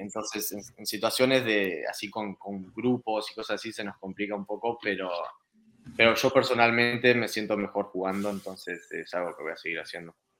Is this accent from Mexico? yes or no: no; Argentina; also born or lived in Spain; now in Canada; como argentino